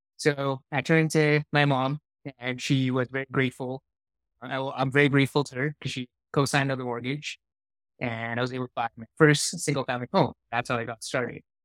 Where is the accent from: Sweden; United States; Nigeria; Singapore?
Singapore; now in Calgary, Canada; I grew up in Singapore, so a long ways from here.